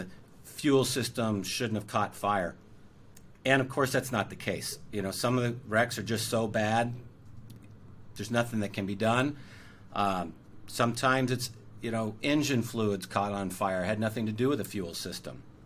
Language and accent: English; Orange County, California, United States; I grew up in Orange County, which is sort of conservative.